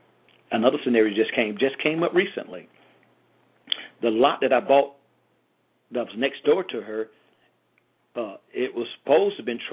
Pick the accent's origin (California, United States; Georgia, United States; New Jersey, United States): Georgia, United States; I'm from Georgia. I like my garage on the side or the back.